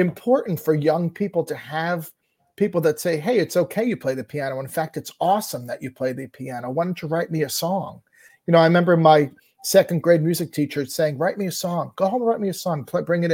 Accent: Lyndhurst, New Jersey, United States; I grew up in Lyndhurst, New Jersey, which was a town that was very focused on athletics

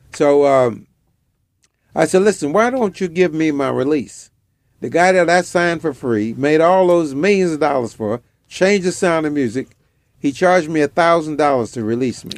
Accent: Kenner, Louisiana, United States; moved away as an adult; also born or lived in Washington, D.C. / Nigeria; in my hometown in Kenna

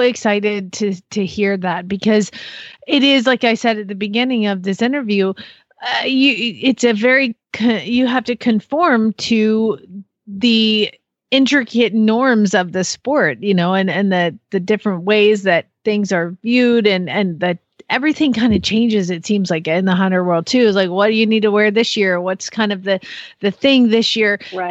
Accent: Phoenix, Arizona, United States; moved away as an adult; now in Norman, United States; I'm from Phoenix, Arizona. So I just moved here from Phoenix

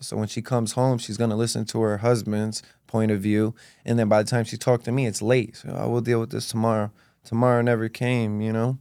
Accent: East Hartford, Connecticut, United States; also born or lived in Rockville, Connecticut / Manchester, Connecticut; going to school in, um, elementary school in East Hartford, Connecticut.

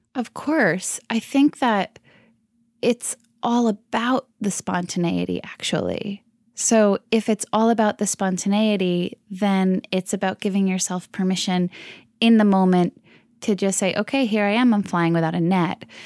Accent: Bayville, New Jersey, United States; now in Manhattan, United States; I'm originally from New Jersey, Jersey Strong, the Jersey Shore, actually, a little town called Bayville.

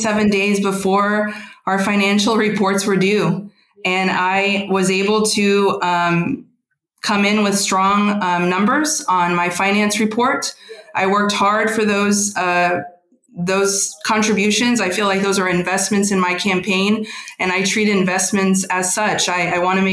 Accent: San Antonio, Texas, United States; grew up in Lavaca, then moved to the north side in high school

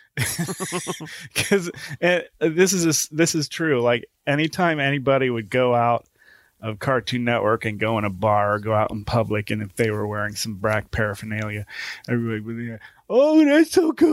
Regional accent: Newark, Ohio, United States; I'm from Newark, Ohio

